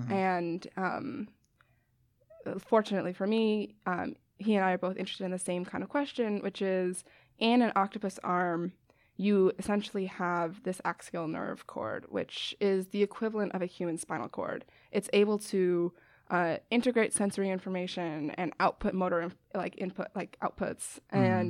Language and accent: English; Westchester, New York, United States; now in Chicago, United States; I'm from Westchester, New York. It's about 40 minutes north of the city. I went to school in Boston, and now I'm at University of Chicago, studying biology.